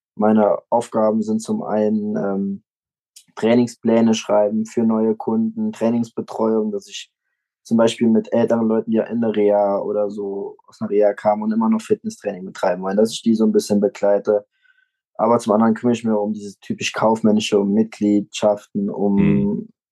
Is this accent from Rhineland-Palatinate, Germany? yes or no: yes; Föhren, Rhineland-Palatinate, Germany; Ich komme aus Föhren, das ist ein kleines Dorf bei Trier